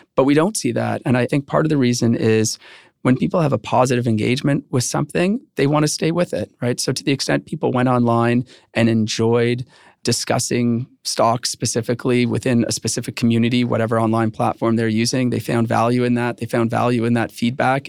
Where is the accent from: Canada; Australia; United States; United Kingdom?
Canada; I am Canadian